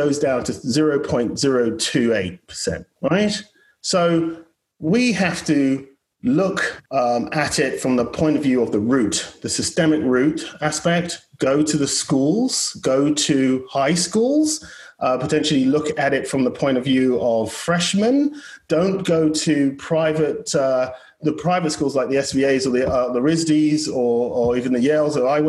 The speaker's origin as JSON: {"language": "English", "country": "United Kingdom", "tie": "born or raised there", "moved": "yes", "lives_now": "United States", "said": "I'm British as well and born and bred"}